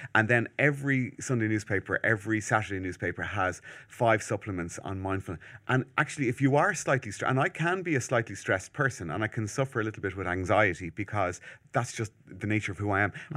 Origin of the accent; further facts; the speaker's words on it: Malahide, Leinster, Ireland; where I'm from Malahide